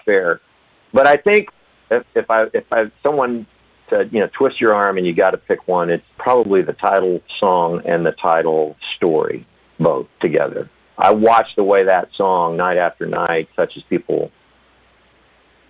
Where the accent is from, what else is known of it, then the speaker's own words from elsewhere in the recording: Del Rio, Texas, United States; in Del Rio, in my hometown